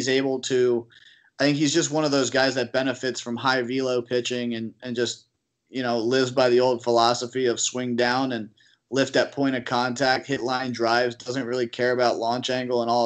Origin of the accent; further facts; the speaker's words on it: Harrisburg, Pennsylvania, United States; I'm not from Pittsburgh. I'm from Harrisburg.